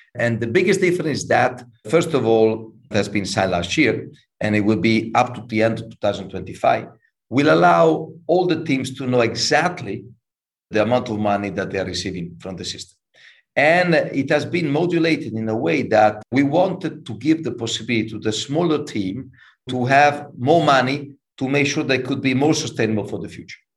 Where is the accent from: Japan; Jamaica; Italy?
Italy; Imola, Emilia-Romagna; I was born in Imola. So, for the ones that knows a little bit more about motorsport, Imola is a small city close to Bologna, north of Italy